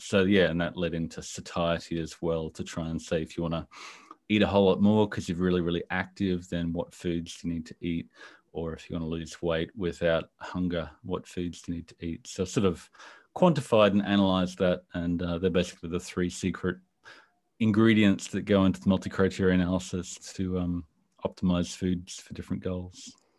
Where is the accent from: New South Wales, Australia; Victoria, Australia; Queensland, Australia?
Queensland, Australia; Brisbane; I'm from Brisbane, Australia, other side of the world from you